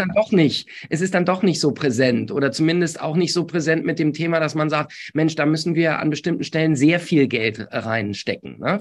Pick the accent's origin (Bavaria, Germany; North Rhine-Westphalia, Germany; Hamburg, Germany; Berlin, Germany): North Rhine-Westphalia, Germany; Essen; in meiner Heimatstadt. Ich äh, hm. bin ja in Essen geboren.